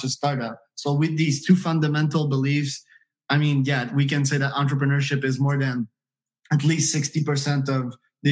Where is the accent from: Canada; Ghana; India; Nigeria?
Canada; moved away; also born or lived in United States; I'm Canadian by birth, but if I identify myself as one nationality, it would be US, you know, an American.